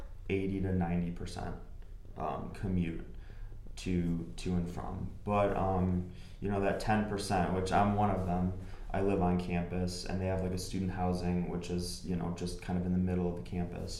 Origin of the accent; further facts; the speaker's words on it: Dearborn, Michigan, United States; I'm born and raised in Dearborn, Michigan.